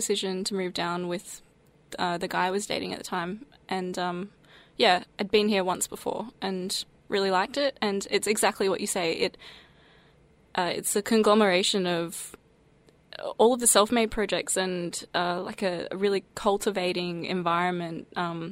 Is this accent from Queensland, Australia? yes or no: yes; Sunshine Coast, Queensland, Australia; I grew up on the Sunshine Coast in Queensland, so it's a regional coastal town